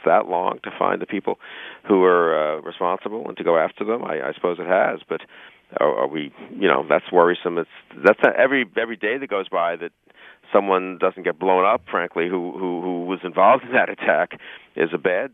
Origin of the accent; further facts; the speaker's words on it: United States; as an American